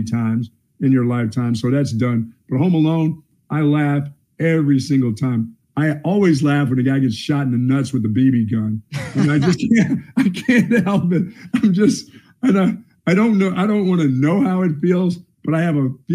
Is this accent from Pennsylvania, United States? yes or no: yes; Pennsylvania, United States; the dopey kids that I grew up with in Pennsylvania